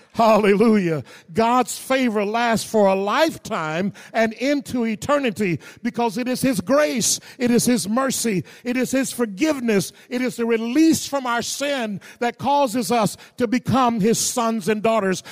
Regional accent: the South, United States; growing up in the South, my parents were sharecroppers

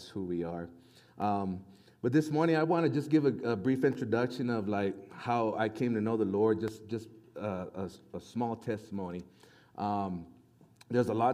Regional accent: Las Cruces, New Mexico, United States; moved away; Originally, we're from Las Cruces, New Mexico, from the very southern part of New Mexico

